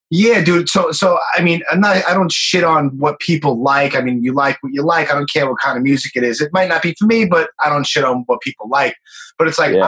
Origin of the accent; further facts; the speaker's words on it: New York, United States; also born or lived in Miami; born and raised in Brooklyn